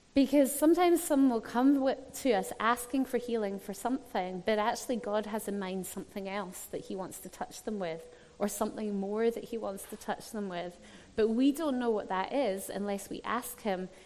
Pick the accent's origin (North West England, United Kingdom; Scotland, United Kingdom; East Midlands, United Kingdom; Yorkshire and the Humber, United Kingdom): Scotland, United Kingdom; I was brought up in Scotland